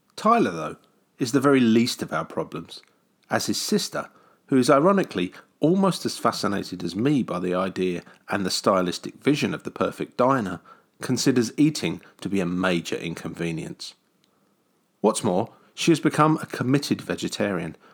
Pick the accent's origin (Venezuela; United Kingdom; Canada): United Kingdom; a kid from the grey and rainy side of the pond